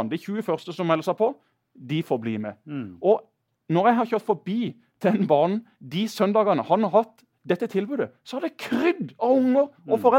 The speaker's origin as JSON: {"language": "Norwegian", "town": "Kristiansand", "region": "Agder", "country": "Norway", "tie": "born or raised there", "said": "Jeg bor på Gimlekollen, der jeg vokste opp."}